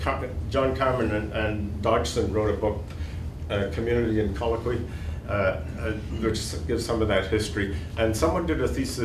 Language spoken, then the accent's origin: English; Myanmar; So my other religion is Buddhism, since I grew up in Burma at one point.